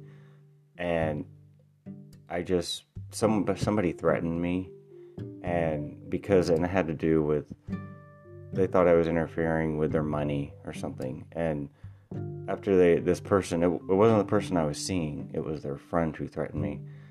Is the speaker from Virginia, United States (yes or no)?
no; Illinois, United States; I'm from Illinois. That's where I live.